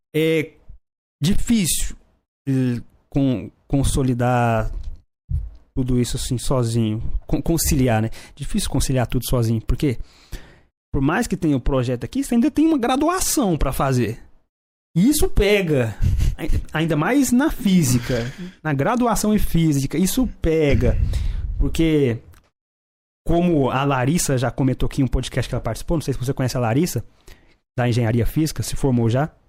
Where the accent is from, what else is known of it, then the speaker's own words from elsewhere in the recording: Brazil; eu sou brasileiro